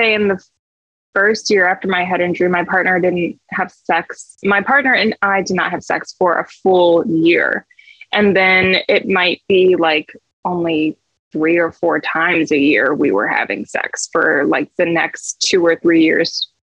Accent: Michigan, United States; moved away; So I moved from Michigan to California, and I feel like that just really shifted really everything for me.

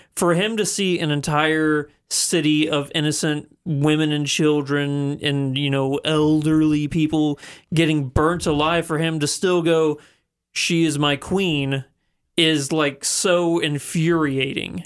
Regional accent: the Ozarks, United States; Half of the people I grew up with on the Ozarks

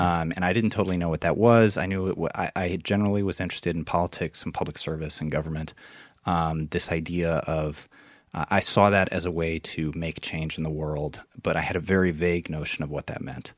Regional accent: Iowa City, Iowa, United States; I grew up in Iowa, um, in Iowa City, which is, uh, the college town of Iowa

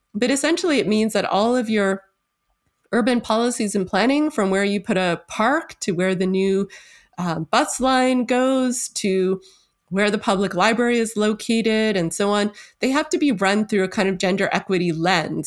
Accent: Toronto, Ontario, Canada; moved away as an adult; now in Sackville, Canada; my hometown of Toronto

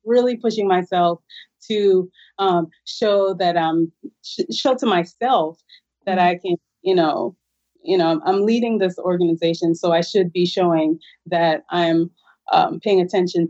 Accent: Jamaica; moved away; I'm originally from Jamaica.

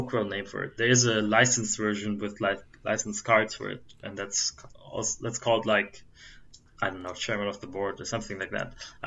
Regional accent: Germany; I'm from Germany

